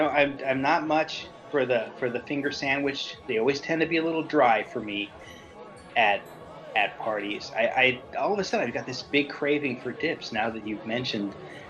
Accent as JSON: {"language": "English", "region": "the South", "country": "United States", "said": "I'm from the South. This is what we do."}